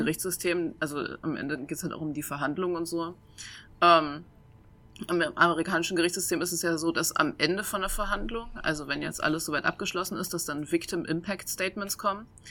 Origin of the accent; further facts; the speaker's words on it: Saxony-Anhalt, Germany; moved away; also born or lived in Mainz; ich komme ursprünglich aus Sachsen-Anhalt, also so aus dem Harzvorland